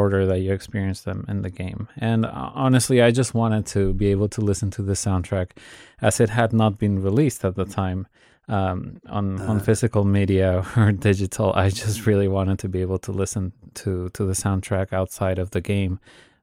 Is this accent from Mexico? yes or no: yes; Mexico; I'm from Mexico